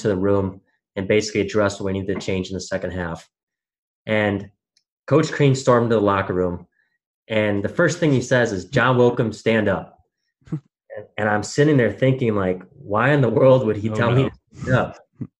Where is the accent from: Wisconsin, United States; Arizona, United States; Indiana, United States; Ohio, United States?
Wisconsin, United States; growing up in Wisconsin